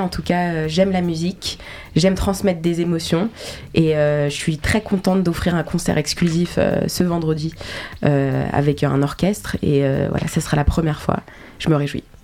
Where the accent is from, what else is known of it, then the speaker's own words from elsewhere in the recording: Geneva, Switzerland; moved away as an adult; now in Paris, France; Genève parce que euh, bah, c'est là où j'ai grandi, c'est là où ma famille vit